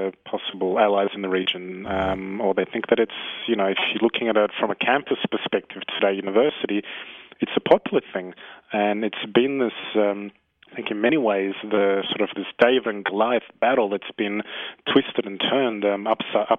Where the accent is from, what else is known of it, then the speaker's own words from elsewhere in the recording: Australia; now in Israel; as an Australian who moved to Israel